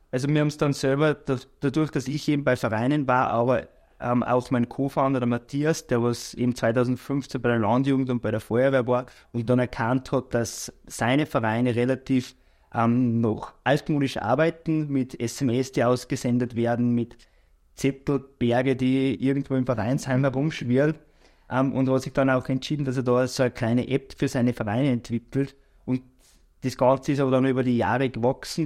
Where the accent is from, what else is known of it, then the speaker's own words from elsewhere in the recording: Bad Ischl, Upper Austria, Austria; moved away; also born or lived in Salzburg / Vorchdorf / Linz; bin aber aufgewachsen in Bad Ischl